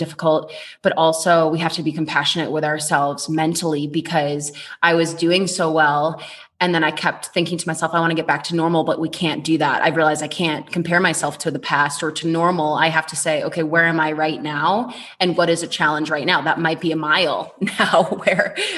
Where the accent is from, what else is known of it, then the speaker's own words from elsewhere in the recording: Boston, Massachusetts, United States; moved away as an adult; now in Colorado, United States; I am from Boston originally